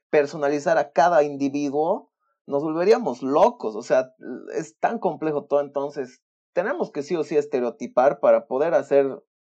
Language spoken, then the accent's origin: Spanish; Bolivia; moved away; sí, me he venido de Bolivia el 2019, etcétera, etcétera.